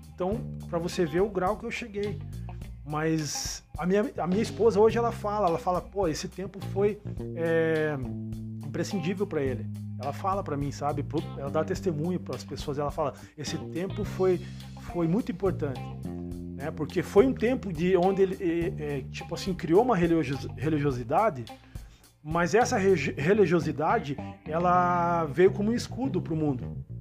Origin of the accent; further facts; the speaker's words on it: Curitiba, Paraná, Brazil; sou aqui do Cajuru, da região do Cajuru, Zona Leste, Curitiba